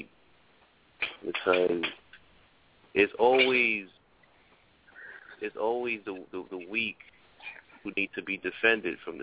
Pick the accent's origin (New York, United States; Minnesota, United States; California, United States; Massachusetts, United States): New York, United States; New York City; I'm from the Bronx